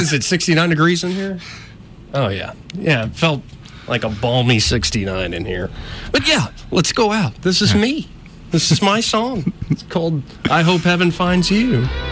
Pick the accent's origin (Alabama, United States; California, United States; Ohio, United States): Alabama, United States; Montgomery; also born or lived in Auburn; I was born and raised in Montgomery, escaped Auburn for a little while